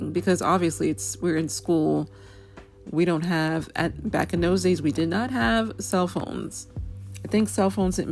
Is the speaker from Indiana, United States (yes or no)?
no; New York, United States; as a New Yorker who was in New York on 9/11 20+ years ago